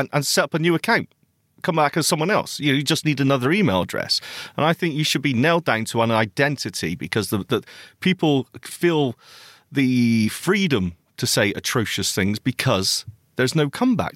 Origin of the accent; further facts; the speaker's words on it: Bristol, South West England, United Kingdom; Bristol Braille, which is my hometown, by the way, my place of birth